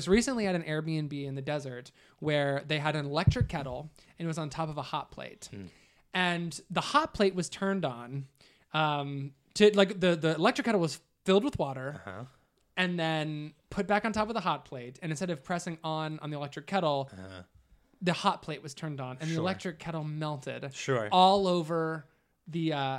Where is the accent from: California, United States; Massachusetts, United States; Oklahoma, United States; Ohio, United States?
Ohio, United States; The house that I grew up in Southern Ohio was painted this